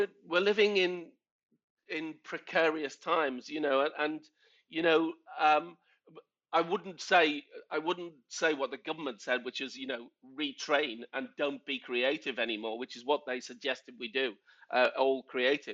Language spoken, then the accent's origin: English; Liverpool, North West England, United Kingdom; moved away as an adult; also born or lived in London; now in Stockport, United Kingdom; I grew up in Liverpool when the … were coming right through